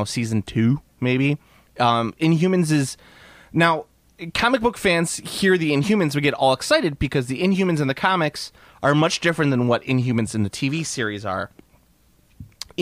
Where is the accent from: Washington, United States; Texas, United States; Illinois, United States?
Illinois, United States; Chicago; We're from Chicago